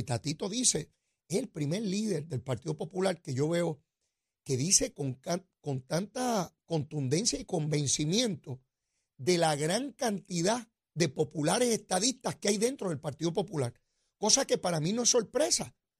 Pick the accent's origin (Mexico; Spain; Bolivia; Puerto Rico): Puerto Rico